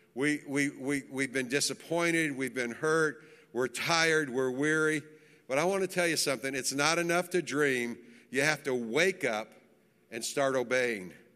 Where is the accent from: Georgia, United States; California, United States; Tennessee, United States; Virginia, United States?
Tennessee, United States; Manchester; Manchester, Tennessee, where I grew up